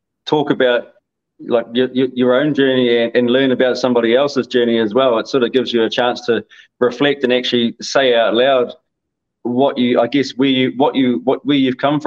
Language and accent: English; New Zealand; I'm from New Zealand